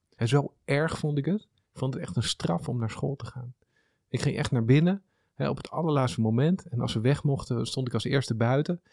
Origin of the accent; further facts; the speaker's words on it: small town near Amsterdam, North Holland, Netherlands; also born or lived in Haarlem / Zoetermeer; now in Amsterdam, Netherlands; Dat is een klein plaatsje onder de rook van Amsterdam.